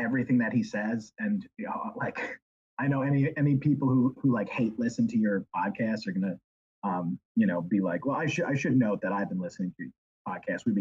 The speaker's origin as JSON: {"language": "English", "region": "New York", "country": "United States", "moved": "yes", "said": "I'm from New York originally"}